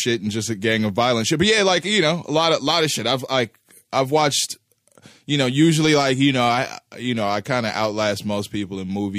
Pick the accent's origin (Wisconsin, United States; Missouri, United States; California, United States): Missouri, United States; Kansas City; when I was coming up in South Kansas City, in the neighborhood that we grew up in Greenfield